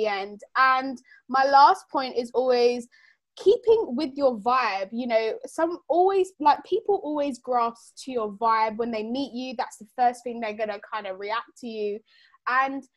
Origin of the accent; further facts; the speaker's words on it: London, United Kingdom; I'm from the UK. From London.